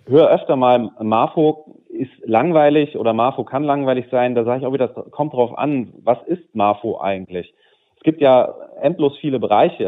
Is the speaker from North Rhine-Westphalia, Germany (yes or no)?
yes; Düsseldorf, North Rhine-Westphalia, Germany; also born or lived in Cologne; als Düsseldorfer